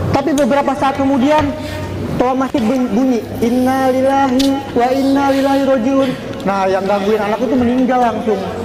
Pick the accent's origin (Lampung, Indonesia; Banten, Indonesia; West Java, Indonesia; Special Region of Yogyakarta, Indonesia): Banten, Indonesia; Serang; gue dari Serang Banten